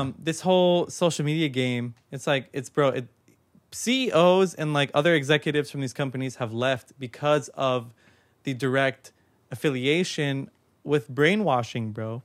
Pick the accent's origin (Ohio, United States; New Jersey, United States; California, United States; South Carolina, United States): California, United States; Long Beach; I was born in Long Beach. Like, I'm, I've been here my whole life